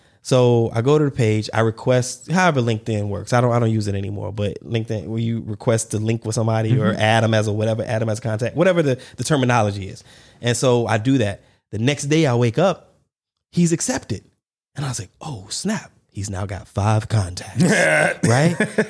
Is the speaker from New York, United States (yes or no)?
no; North Charleston, South Carolina, United States; born there; I mean, I was born in Charleston, but that was where the Navy base was, the battery or, you know, whatever. But yeah, the Navy base in North Charleston.